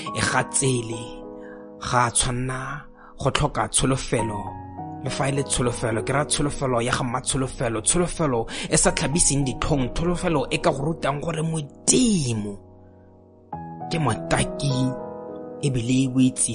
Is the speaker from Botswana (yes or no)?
yes; Botswana; first language Setswana; English is a second language; I am a poet from Botswana.